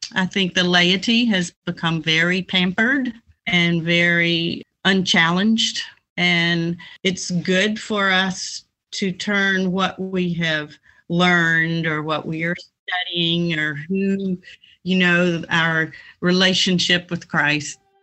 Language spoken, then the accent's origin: English; South Carolina, United States; moved away; I grew up in South Carolina.